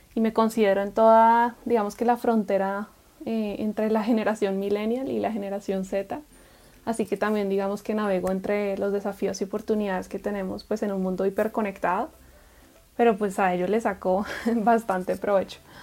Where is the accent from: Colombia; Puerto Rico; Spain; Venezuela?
Colombia; Bogotá; moved away as an adult; also born or lived in Guatemala / Atlanta, Georgia, United States / Guadalajara, Mexico; nací en la metrópolis de Bogotá, Colombia, y crecí en una comunidad de hermanos menonitas